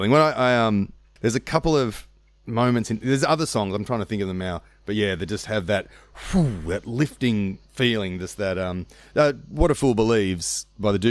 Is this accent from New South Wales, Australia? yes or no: yes; Sutherland Shire, New South Wales, Australia; In the Sutherland Shire.